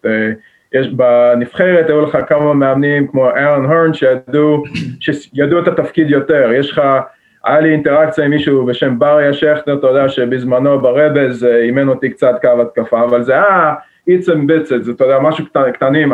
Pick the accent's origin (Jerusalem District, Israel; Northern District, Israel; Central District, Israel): Jerusalem District, Israel; Jerusalem; moved away as an adult; now in Massachusetts, United States; אני נולדתי וגדלתי בירושלים